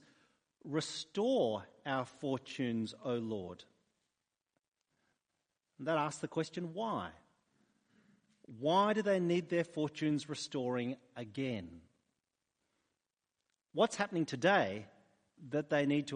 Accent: New South Wales, Australia; moved away as an adult; also born or lived in Sydney; now in Adelaide, Australia; I was born in New South Wales

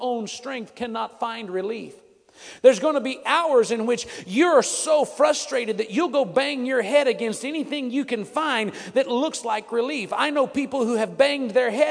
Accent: Texas, United States; I'm from Texas

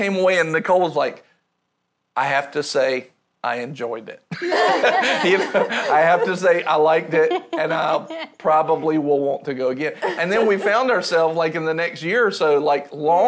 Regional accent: rural North Carolina, United States; I grew up in rural North Carolina

